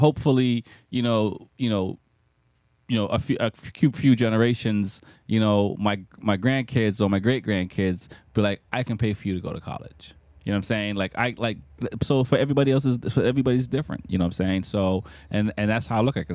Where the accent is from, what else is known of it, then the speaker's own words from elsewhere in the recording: Jamaica; moved away; I'm from Jamaica, born in Jamaica.